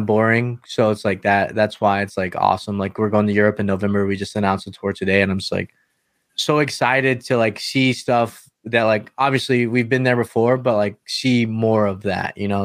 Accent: North Carolina, United States; I'm from North Carolina

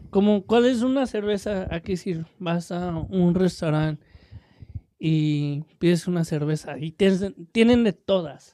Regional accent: Mexico; soy mexicano

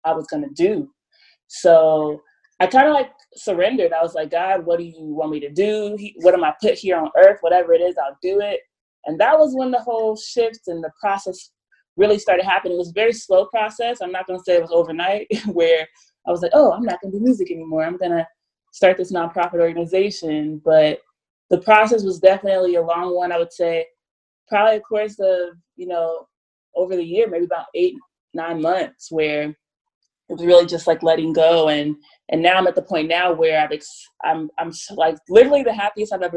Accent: Ohio, United States; also born or lived in Nashville, Tennessee; now in Los Angeles, United States; I moved here from Nashville, but yes, I'm from Ohio. 513.

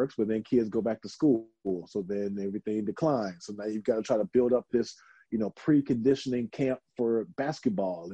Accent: Houston, Texas, United States; I'm from Houston, so of course I know like a little Spanish

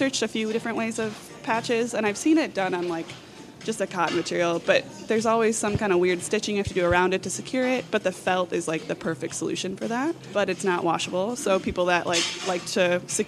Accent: Hartford, Wisconsin, United States; moved away as an adult; now in Madison, United States; I'm from Hartford, Wisconsin.

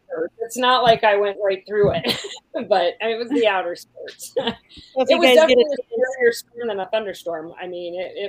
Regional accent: Williamsport, Pennsylvania, United States; You go, Pennsylvania, Williamsport, Pennsylvania.

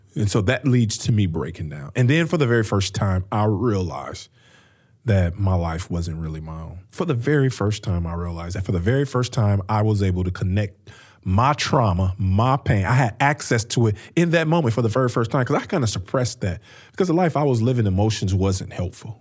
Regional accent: Peoria, Illinois, United States; now in St. Louis, United States; I grew up in Peoria, Illinois, which is about three hours north of Saint Louis, where we live now

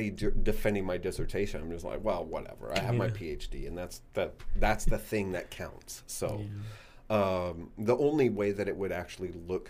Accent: Iowa, United States; moved away; I did the University of Iowa because I was from Iowa and they're my backyard.

